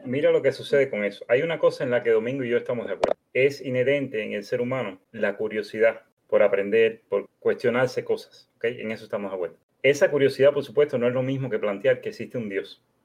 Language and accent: Spanish; Cuba; now in United States; Vivo en los Estados Unidos, pero soy de origen cubano